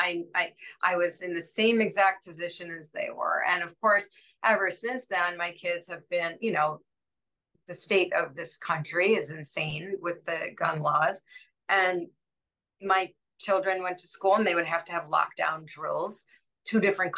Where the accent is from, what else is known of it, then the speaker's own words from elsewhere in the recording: Washington, District of Columbia, United States; I grew up in Washington, D.C.